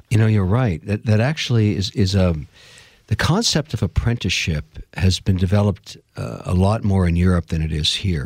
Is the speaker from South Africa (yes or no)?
no; Montreal, Quebec, Canada; I was born in Montreal, Canada, of, uh, Irish father, Lebanese mother